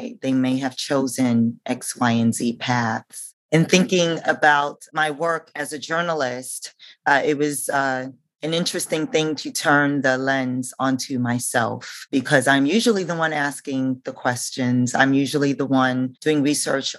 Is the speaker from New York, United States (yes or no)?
yes; New York City, New York, United States; I am a New Yorker, born and bred.